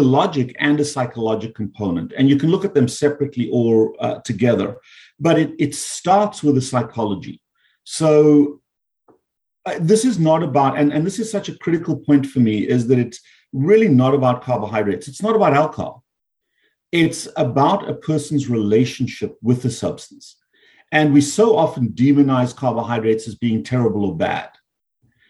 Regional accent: South Africa; moved away as an adult; also born or lived in Canada / United States; now in South Florida, United States; my birth is from South Africa. I grew up there, I trained there, and then I moved to the US after I became a medical doctor.

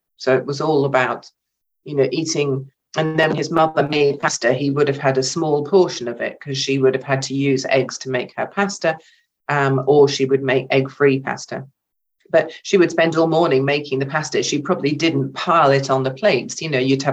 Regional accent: England, United Kingdom; an English woman, an English artist

